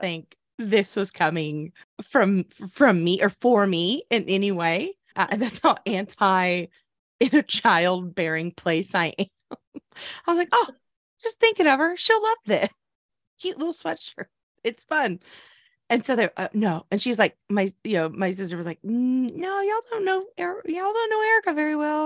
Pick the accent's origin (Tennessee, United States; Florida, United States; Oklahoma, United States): Oklahoma, United States; moved away; growing up in Oklahoma